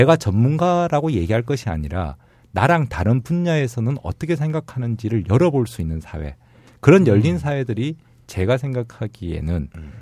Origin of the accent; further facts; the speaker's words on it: South Korea; 저도 한국 사람이다 보니